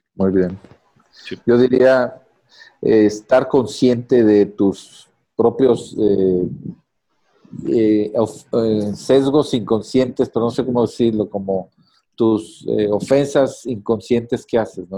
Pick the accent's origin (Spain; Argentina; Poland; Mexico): Mexico